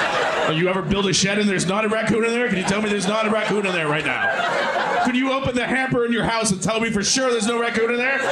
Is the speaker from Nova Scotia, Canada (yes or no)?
no; Toronto, Ontario, Canada; I'm from Scarborough.